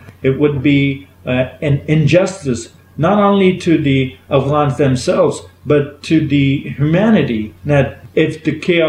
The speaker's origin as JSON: {"language": "English", "country": "United States"}